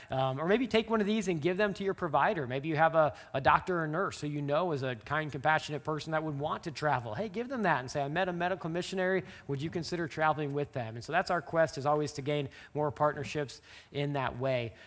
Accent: just south of Omaha, Nebraska, United States; moved away; I grew up there just south of Omaha

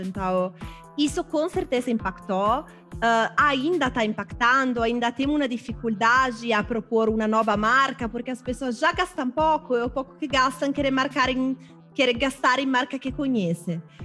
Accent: Milan, Lombardy, Italy; Portuguese is a second language; moved away as an adult; now in Brazil

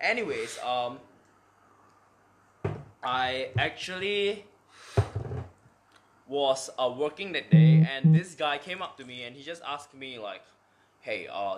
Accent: Singapore; yeah, I'm local. I'm Singaporean.

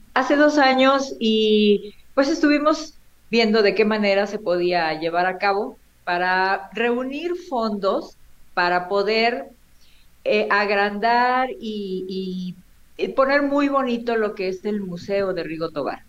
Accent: Monterrey, Nuevo León, Mexico; moved away; also born or lived in Tampico, Tamaulipas; yo nací en Monterrey, Nuevo León, y de ahí mis padres se fueron a vivir a Tampico, y en Tampico es donde yo conozco a Río

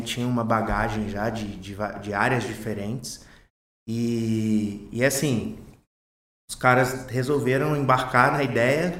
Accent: Volta Redonda, Rio de Janeiro, Brazil; nativo de Volta Redonda, nascido e criado

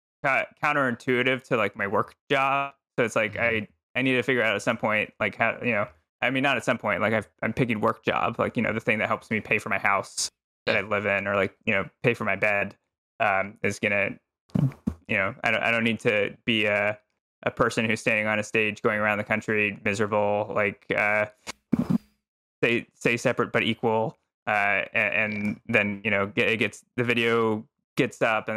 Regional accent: Texas, United States; moved away as an adult; No, I'm from Texas originally.

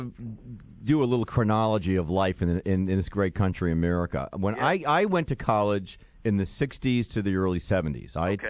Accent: New York, United States; moved away as an adult; also born or lived in Florida; growing up in the New York State system

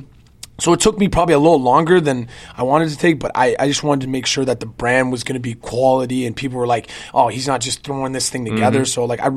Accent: Canada; moved away as an adult; also born or lived in Chicago; now in Milwaukee, United States; I'm from Canada.

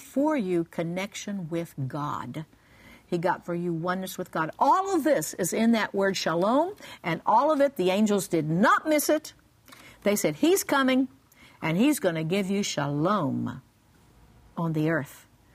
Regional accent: Oklahoma, United States; I grew up in Oklahoma

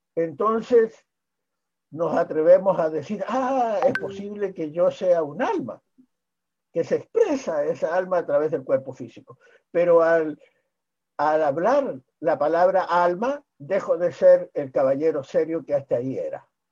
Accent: Chile; he sido eh, en mi país probablemente el médico que primero planteó la necesidad

